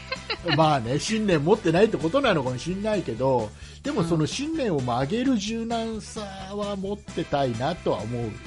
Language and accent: Japanese; Kisarazu, Chiba, Japan; 千葉県の木更津僕の地元の、木更津に